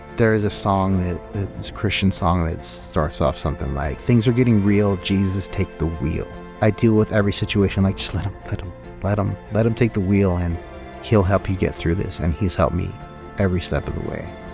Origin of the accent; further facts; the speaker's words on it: California, United States; moved away as an adult; I'm from California